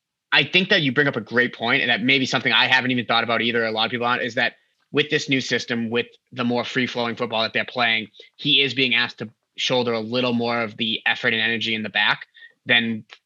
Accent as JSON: {"language": "English", "country": "United States", "said": "as an American"}